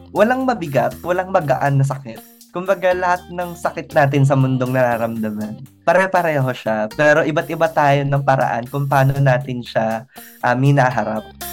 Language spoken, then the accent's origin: Tagalog; Calabarzon, Philippines; moved away; Tuwing umuwi ako sa Cavite